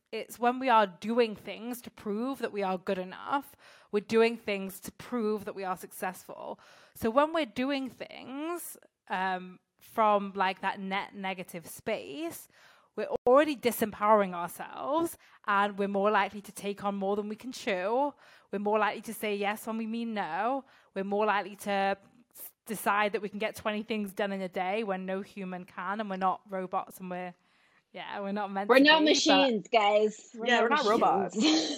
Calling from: France; I'm calling in from France, which is nice.

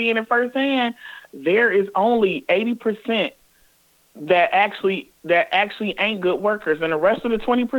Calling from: Toledo, Ohio, United States; I'm calling from Toledo, where the strike is actually going on.

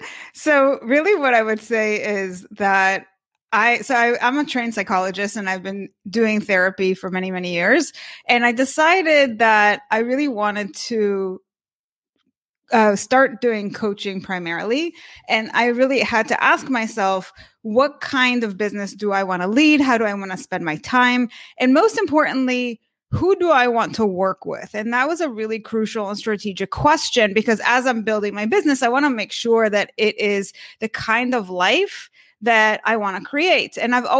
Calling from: Miami Beach, Florida, United States; also born or lived in San Francisco; So we are right now in Miami Beach. We recently relocated from San Francisco.

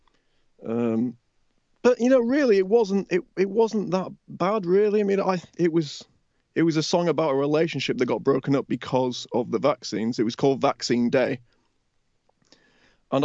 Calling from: Leeds, Yorkshire and the Humber, United Kingdom; I'm calling from Leeds, mate, in Yorkshire

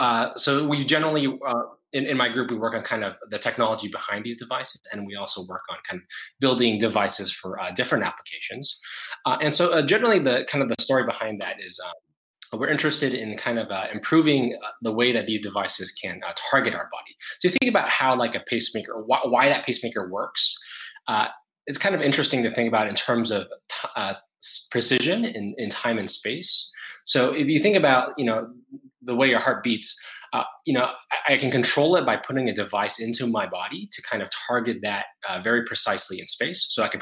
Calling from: Singapore; I'm calling in from Singapore.

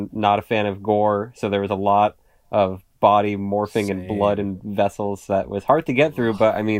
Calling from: Worcester, Massachusetts, United States; So I'm recording from Massachusetts, Worcester, Massachusetts, to be specific.

